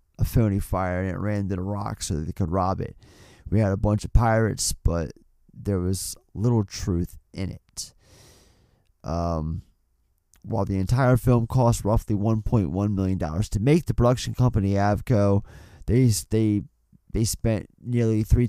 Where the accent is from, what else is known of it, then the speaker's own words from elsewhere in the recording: East Coast, United States; I'm from the East Coast